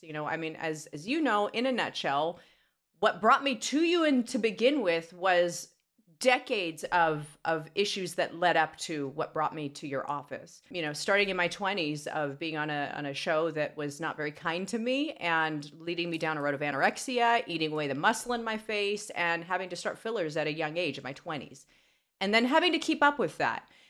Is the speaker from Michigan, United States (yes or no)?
no; Los Angeles, California, United States; Born in Van Nuys